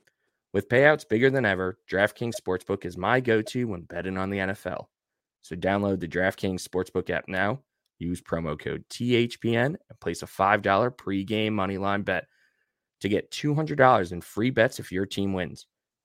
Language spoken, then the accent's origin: English; New York, United States; like we're the generation where, yeah, we grew up on Long Island, so it makes sense that we're Islander fans. Mm-hmm. And then like we moved away and we're still Islander fans.